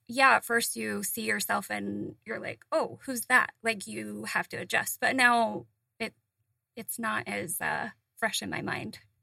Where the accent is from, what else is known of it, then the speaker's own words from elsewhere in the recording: Utah, United States; moved away; I grew up in Utah